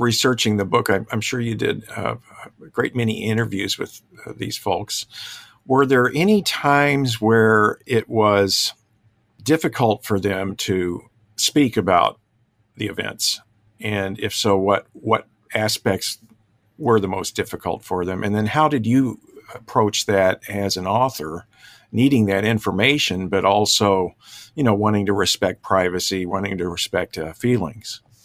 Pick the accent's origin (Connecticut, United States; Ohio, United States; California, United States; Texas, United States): Texas, United States; Dallas; also born or lived in Plano, Texas; I'm also a Texan, uh, native of Dallas.